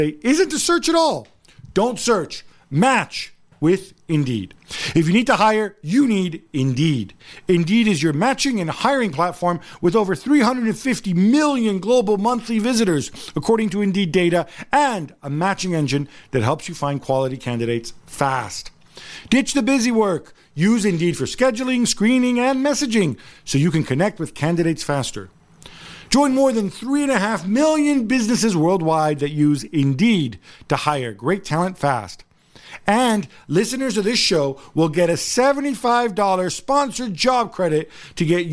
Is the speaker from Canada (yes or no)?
no; Italy; I'm Italian